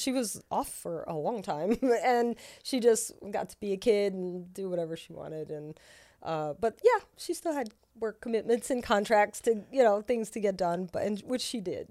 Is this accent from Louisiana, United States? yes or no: yes; Louisiana, United States; moved away; I'm from Louisiana